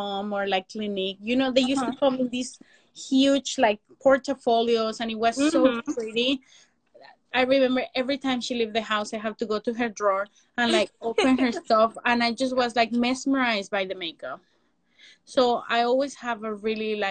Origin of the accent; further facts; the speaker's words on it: Mexico City, Mexico; English is a second language; moved away as an adult; Latina makeup artist, born and raised in Mexico City. I just have 5 years living here.